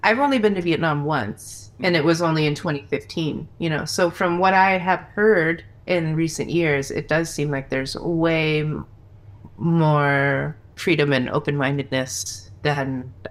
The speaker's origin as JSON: {"language": "English", "area": "D.C.", "region": "Virginia", "country": "United States", "tie": "born or raised there", "moved": "yes", "said": "I grew up in Virginia, like right outside Washington, D.C."}